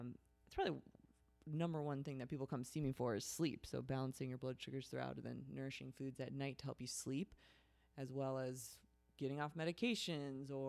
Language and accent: English; Chicago, Illinois, United States; I'm from Chicago